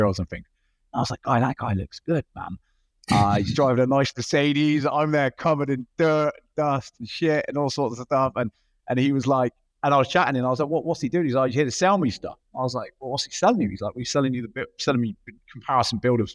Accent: Clevedon, South West England, United Kingdom; moved away as an adult; also born or lived in Thailand / Australia; now in Miami, United States; I'm from a little town called Clevedon. It's just outside the city of Bristol, which is southwest London, okay, in the UK. That's where I was born and raised.

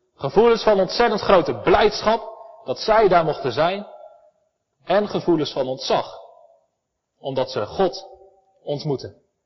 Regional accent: Elspeet, Gelderland, Netherlands; ik kom uit Elspet. We hebben prachtige bossen vol met herten

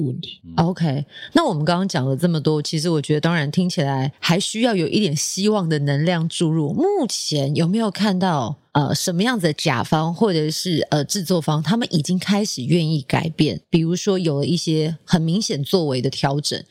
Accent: Taiwan; 以我们台湾人传统的个性

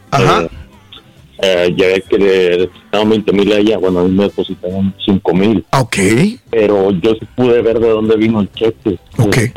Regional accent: Texas, United States; moved away; Yo soy de Texas.

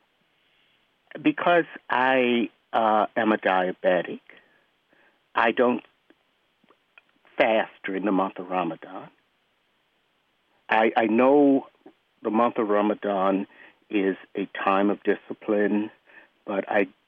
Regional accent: Maryland, United States; I'm from Durwood, Maryland. I was born as a Muslim here in America

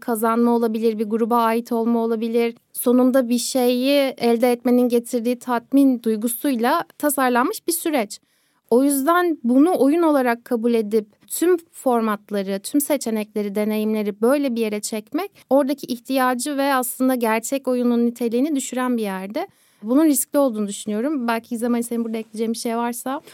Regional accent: Kocaeli, Turkey; Görece dezavantajlı bölgelerde çocukluğum geçti. Tam böyle büyük şehir derken Kocaeli'ndeydik.

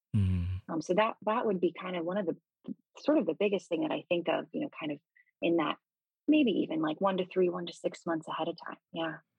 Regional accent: Gaithersburg/Rockville area, Maryland, United States; I grew up in Maryland, uh, in a suburb right outside of Washington D.C., sort of the Gaithersburg, Rockville area

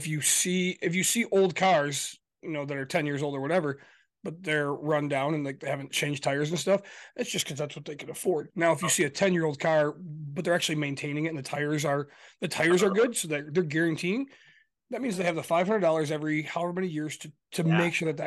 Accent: Michigan, United States; We're from Michigan

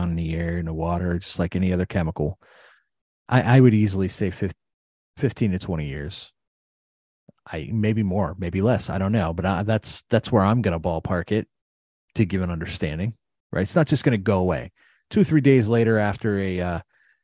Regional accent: East Palestine, Ohio, United States; A young lady that I grew up with in East Palestine

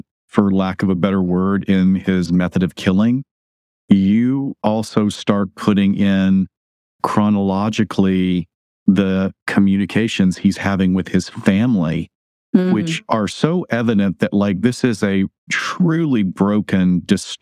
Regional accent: Alabama, United States; I grew up in Alabama

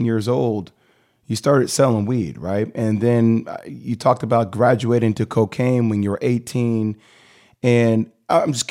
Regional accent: New Jersey, United States; I didn't grow up in the Bronx. I grew up in Jersey

